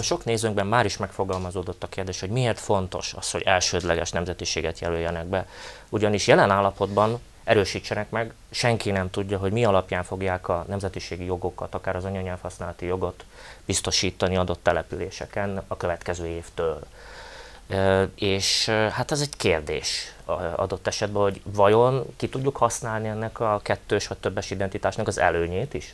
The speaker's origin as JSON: {"language": "Hungarian", "region": "Felvidék", "country": "Slovakia", "said": "száz év óta élünk kisebbségben, és ez alatt a száz év alatt gyakorlatilag megfe- megfeleződött a felvidéki magyarság lélekszáma"}